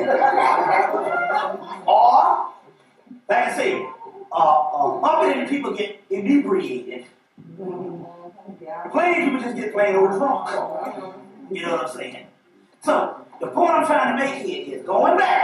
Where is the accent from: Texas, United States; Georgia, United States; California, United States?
Georgia, United States; Atlanta; also born or lived in South Carolina; I'm from Atlanta, Georgia